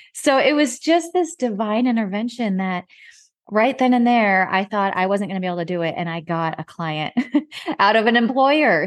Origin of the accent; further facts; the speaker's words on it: Nebraska, United States; moved away as an adult; also born or lived in Dallas, Texas; now in Fort Worth, United States; my home state of Nebraska